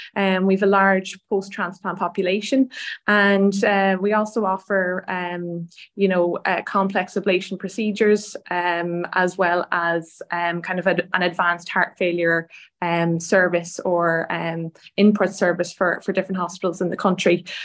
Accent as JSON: {"language": "English", "area": "Donegal", "region": "Ulster", "country": "Ireland", "tie": "born or raised there", "moved": "yes", "lives_now": "Dublin, Ireland", "said": "I grew up in in Donegal, which is the north of the the country with a lot of lovely beaches."}